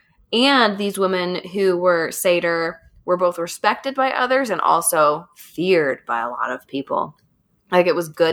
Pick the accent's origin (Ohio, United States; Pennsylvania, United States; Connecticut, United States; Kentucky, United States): Kentucky, United States; accent: Kentucky; my Kentucky accent's coming out